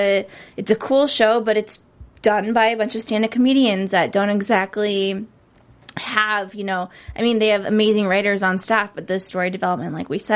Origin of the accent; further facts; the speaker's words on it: Cleveland, Ohio, United States; I'm from Cleveland.